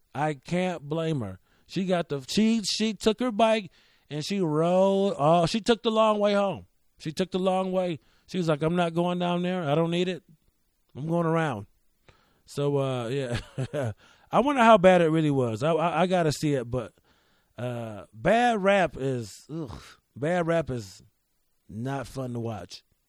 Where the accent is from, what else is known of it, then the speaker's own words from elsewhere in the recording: Rochester, New York, United States; as a kid in Rochester